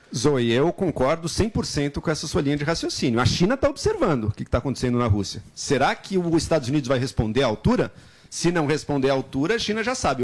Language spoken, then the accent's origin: Portuguese; Brazil; nossa, enquanto brasileiros